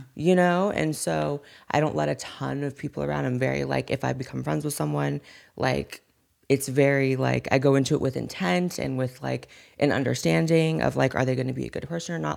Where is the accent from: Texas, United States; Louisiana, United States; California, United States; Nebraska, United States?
California, United States; Corning; accent: Valley Girl; also born or lived in Chico, California; I was raised in an even smaller town, no one even knows the name of, called Corning